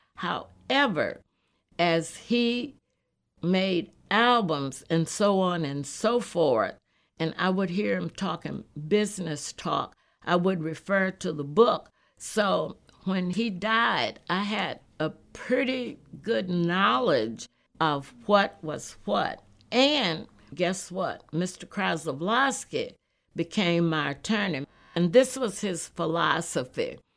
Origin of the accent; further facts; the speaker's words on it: Texas, United States; moved away; also born or lived in Los Angeles / Newark; I grew up in Texas on country and western music